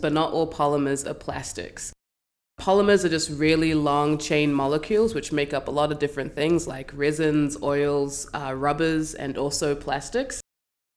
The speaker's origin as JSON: {"language": "English", "country": "New Zealand", "moved": "as an adult", "lives_now": "Vancouver, Canada", "said": "So I'm from New Zealand"}